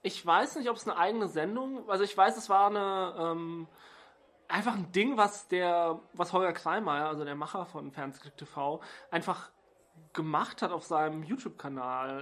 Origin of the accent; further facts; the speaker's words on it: Stuttgart, Baden-Württemberg, Germany; meiner Heimatstadt Stuttgart